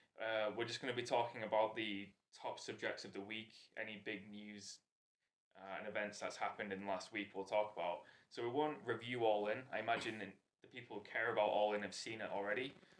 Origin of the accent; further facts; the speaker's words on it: Hull, Yorkshire and the Humber, United Kingdom; accent: Hull; What you're actually hearing now is a posher version of how we actually talk, even though this still sounds like the worst British accent you've ever heard, because we're from Hull.